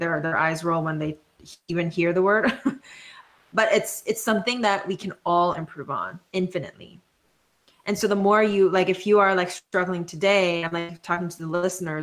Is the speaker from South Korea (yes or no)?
yes; South Korea; moved away as an adult; now in United States; first coming to the States for college because I grew up in South Korea